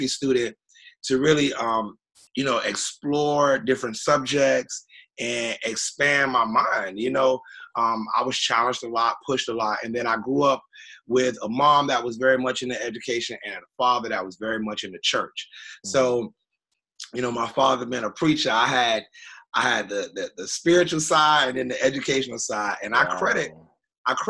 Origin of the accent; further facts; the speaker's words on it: Miami, Florida, United States; also born or lived in Avon Park, Florida; I was born in Avon Park, Florida, and I moved down to Miami and when I was like two